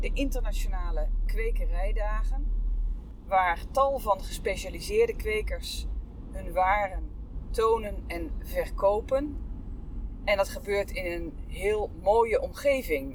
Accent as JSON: {"language": "Dutch", "area": "Veluwezoom, along the IJssel", "region": "Gelderland", "country": "Netherlands", "tie": "born or raised there", "moved": "yes", "said": "het is de plek waar ik ben opgegroeid. Ik heb mijn hele jeugd doorgebracht aan de Veluwezoom, langs de IJssel"}